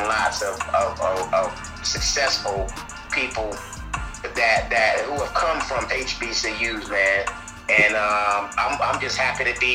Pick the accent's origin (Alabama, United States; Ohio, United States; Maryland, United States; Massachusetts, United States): Alabama, United States; Tuscaloosa; also born or lived in Detroit, Michigan / Los Angeles, California; I grew up in Tuscaloosa, Alabama.